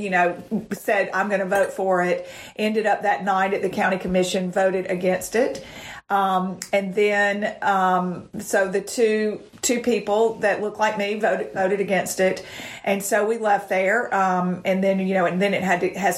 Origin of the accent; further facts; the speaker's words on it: Montgomery, Alabama, United States; I was born and raised in Montgomery and went to college here.